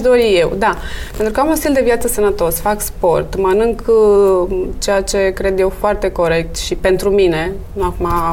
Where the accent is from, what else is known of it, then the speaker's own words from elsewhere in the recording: Bucharest, Romania; Am copilărit în București, sunt născută în București, crescută în București